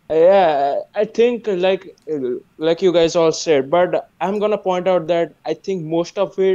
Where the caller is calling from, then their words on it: India; I'm calling from India. It's currently 8:13 a.m. here.